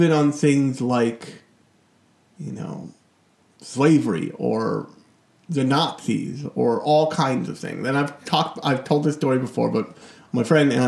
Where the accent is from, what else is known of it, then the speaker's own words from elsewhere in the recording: United States; my home country, America